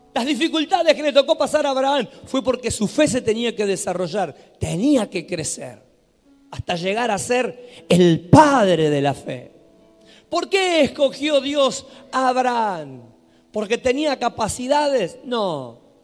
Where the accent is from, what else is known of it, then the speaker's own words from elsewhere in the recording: Buenos Aires, Argentina; now in Santiago del Estero, Argentina; yo soy de Buenos Aires, pero estoy en Santa Isabel, Natamiski